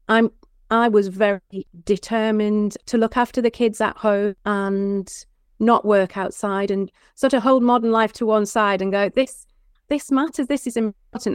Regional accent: Penrith, North West England, United Kingdom; also born or lived in Hereford; my childhood was in and around the farm. We didn't, so it's very close to the Lake District. It's at Penrith.

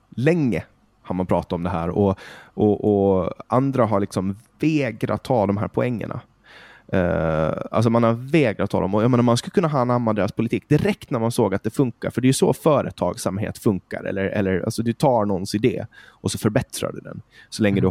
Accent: Åland Islands; moved away as an adult; now in Stockholm, Sweden; jag är från Åland, född och uppvuxen på Åland.

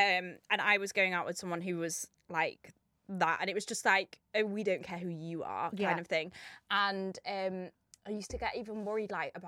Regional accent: Wirral, North West England, United Kingdom; I'm from the Wirral. It's a nice part of Liverpool.

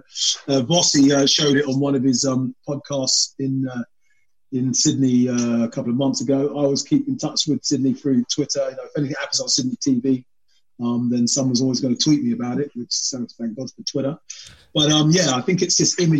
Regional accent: London, United Kingdom; being a Londoner myself

